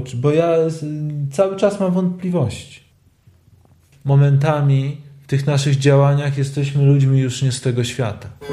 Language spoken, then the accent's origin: Polish; Lublin, Lublin Voivodeship, Poland; ja wychowałem się e, tuż obok obozu koncentracyjnego na Majdanku